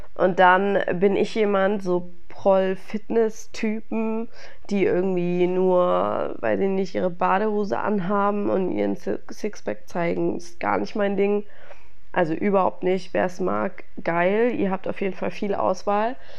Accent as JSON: {"language": "German", "town": "Stuttgart", "region": "Baden-Württemberg", "country": "Germany", "tie": "born or raised there", "moved": "yes", "said": "als ich in meiner Heimat war in Stuttgart"}